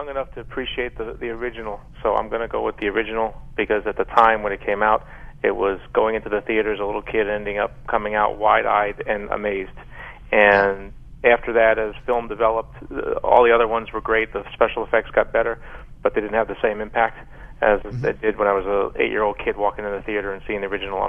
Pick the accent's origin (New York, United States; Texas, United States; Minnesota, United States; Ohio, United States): New York, United States; Brooklyn; even though I grew up in Brooklyn up north